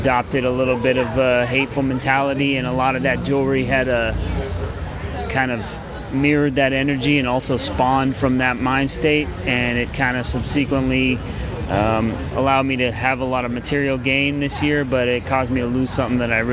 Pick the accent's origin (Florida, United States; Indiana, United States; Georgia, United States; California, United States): California, United States; San Rafael; also born or lived in Sacramento, California; now in Richmond, United States; I'm from, like, San Rafael area originally, born in Sacramento